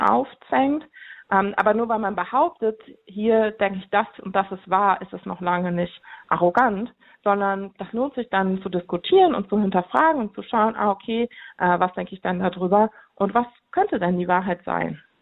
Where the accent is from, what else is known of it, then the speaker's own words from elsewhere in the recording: Cologne, North Rhine-Westphalia, Germany; Ich komme aus Köln